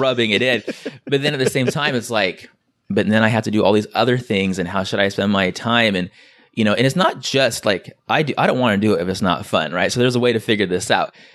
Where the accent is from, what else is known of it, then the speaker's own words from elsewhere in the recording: San Diego, California, United States; I'm from San Diego